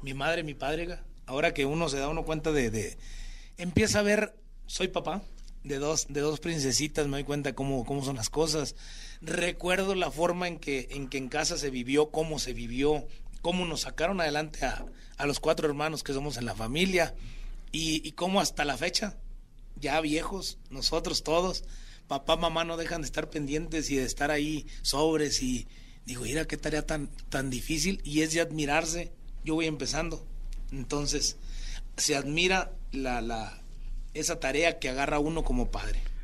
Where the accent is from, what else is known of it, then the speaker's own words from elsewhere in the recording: Chiapas, Mexico; Chiapas, mi tierra